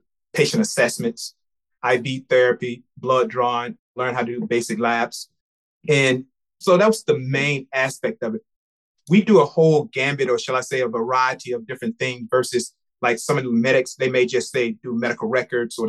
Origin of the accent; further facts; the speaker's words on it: Memphis, Tennessee, United States; moved away as an adult; I'm from Memphis, Tennessee